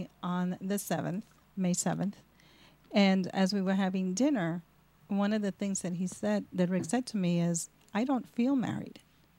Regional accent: New York City, New York, United States; I am from Brooklyn.

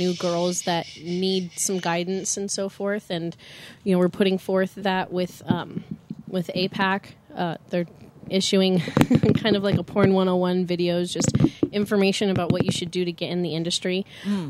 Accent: Los Angeles, California, United States; Born and raised in Los Angeles

